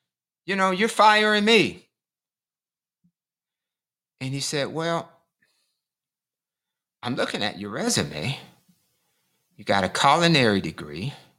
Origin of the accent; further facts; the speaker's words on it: Michigan, United States; And I grew up in Michigan, you know, so, you know, people have pretty good paying jobs, you know, at the auto industry.